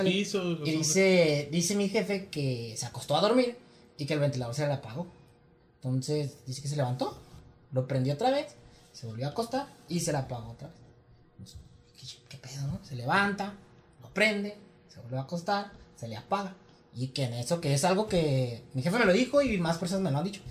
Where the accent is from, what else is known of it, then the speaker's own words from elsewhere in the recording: Mexico; yo crecí en Virreyes